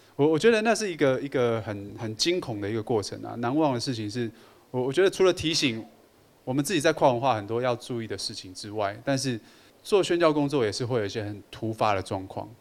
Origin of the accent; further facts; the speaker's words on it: Taipei, Taiwan; also born or lived in Yunlin County, Taiwan; 我小时候是在云林的乡下长大。 ，呃，后来念小学之后到台北来